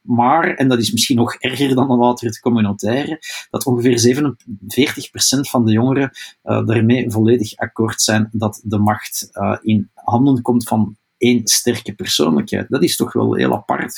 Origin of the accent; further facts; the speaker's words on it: Flanders, Belgium; wij onder vertegenwoordigd zijn als Vlamingen in die regering